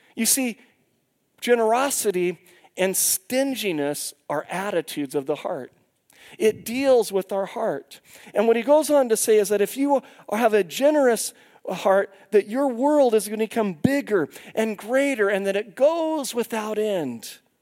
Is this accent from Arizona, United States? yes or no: no; Longview, Washington, United States; where I grew up in Longview, Washington